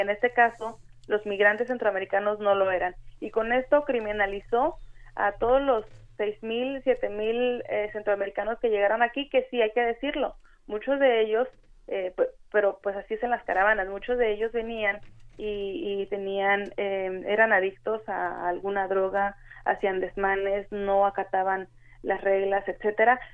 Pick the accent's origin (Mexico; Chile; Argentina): Mexico; Michoacán; now in Tijuana, Mexico; yo soy originaria de Michoacán